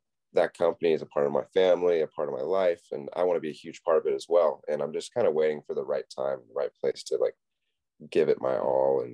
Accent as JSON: {"language": "English", "town": "Wrightsville Beach", "region": "North Carolina", "country": "United States", "tie": "born or raised there", "said": "I was born and raised in Wrightsville Beach, North Carolina"}